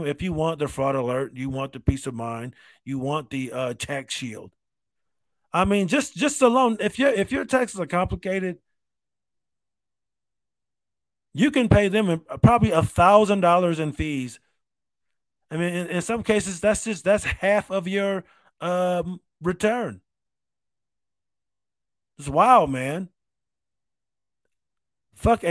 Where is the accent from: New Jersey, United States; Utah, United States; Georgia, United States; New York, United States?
New York, United States; Rochester; I grew up in Rochester.